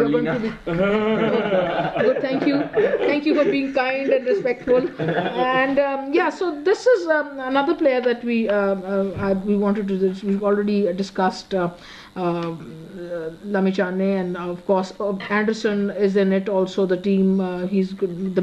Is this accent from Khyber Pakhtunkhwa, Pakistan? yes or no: yes; Peshawar, Khyber Pakhtunkhwa, Pakistan; we are from Peshawar